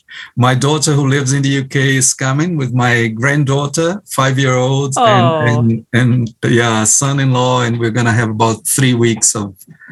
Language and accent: English; Brazil; I also have a background in Pentecostalism, a charismatic church, more precisely. Congregationalist charismatic church in the 70s in Brazil. I was a teenager. When I joined the Anglican Church